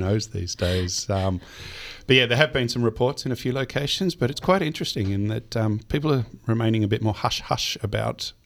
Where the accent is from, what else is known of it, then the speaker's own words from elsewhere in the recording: Geelong, Victoria, Australia; I grew up in Geelong